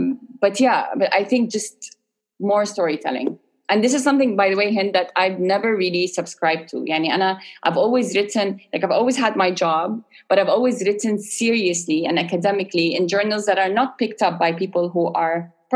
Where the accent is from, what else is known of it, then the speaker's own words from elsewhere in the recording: Sharjah, United Arab Emirates; my experience as an Arab middle class, born and raised in Sharjah